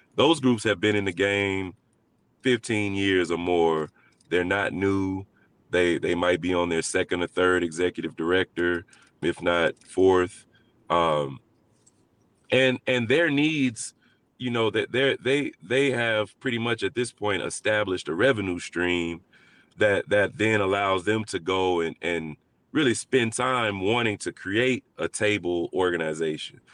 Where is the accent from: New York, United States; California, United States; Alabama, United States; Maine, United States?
Alabama, United States; Montgomery; I grew up, I was raised in, in Montgomery, Alabama